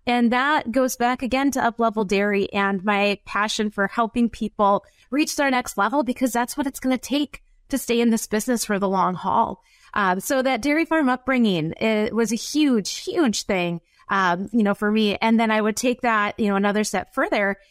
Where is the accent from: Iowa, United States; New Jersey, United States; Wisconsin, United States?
Wisconsin, United States; accent: up north Wisconsin; my up north Wisconsin accent